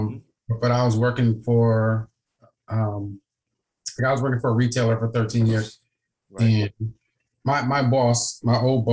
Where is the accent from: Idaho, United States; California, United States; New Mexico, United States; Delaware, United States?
Delaware, United States; Wilmington; I'm from Wilmington